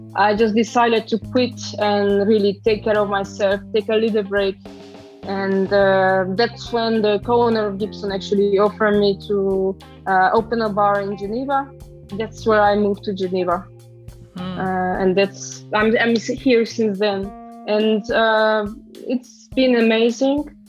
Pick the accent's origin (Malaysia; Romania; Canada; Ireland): Romania; Transylvania; English is a second language; moved away as an adult; also born or lived in London, United Kingdom; now in Switzerland; I'm actually originally from Transylvania. Uh, I grew up there and I'm from a very small village in the mountainside